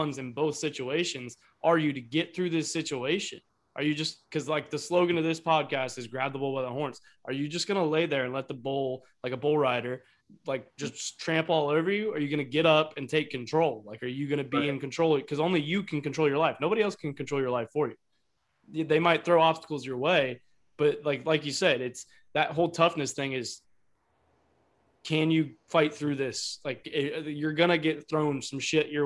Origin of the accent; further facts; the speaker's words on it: Ohio, United States; I live in Ohio and I am so, like, I've lived here my entire life